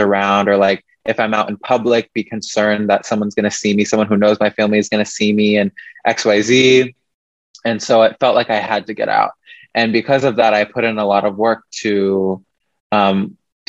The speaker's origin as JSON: {"language": "English", "region": "Midwest", "country": "United States", "tie": "born or raised there", "moved": "as an adult", "lives_now": "Seattle, United States", "said": "growing up in the Midwest, I felt very trapped there"}